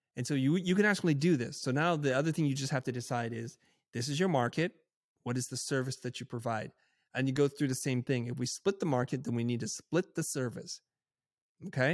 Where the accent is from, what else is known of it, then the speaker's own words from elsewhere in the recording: United States; growing up in America in the time then which I did